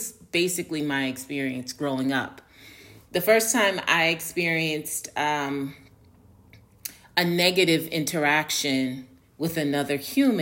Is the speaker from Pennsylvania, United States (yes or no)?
no; New York City, New York, United States; accent: Northerner; moved away as an adult; also born or lived in Harlem, New York; now in Atlanta, United States; I grew up in New York, I grew up in a very diverse neighborhood, best neighborhood in the world, Tribeca.